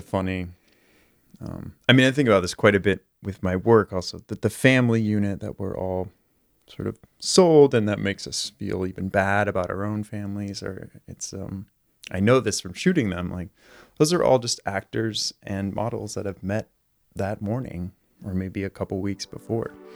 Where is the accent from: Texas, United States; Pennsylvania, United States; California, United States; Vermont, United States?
California, United States; Marin County; moved away as an adult; also born or lived in New York / Frankfurt, Germany; now in Los Angeles, United States; I grew up in Marin County, so just north of San Francisco